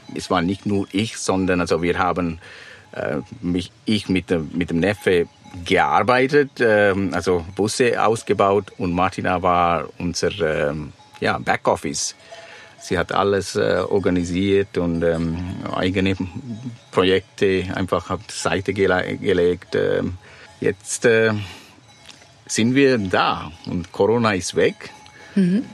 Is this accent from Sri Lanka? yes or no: yes; Sri Lanka; German is a second language; moved away; ich komme aus Sri Lanka